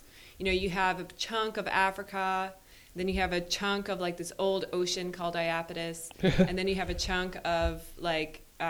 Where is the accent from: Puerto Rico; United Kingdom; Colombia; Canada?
Canada; Newfoundland and Labrador; I'm from Newfoundland, everyone.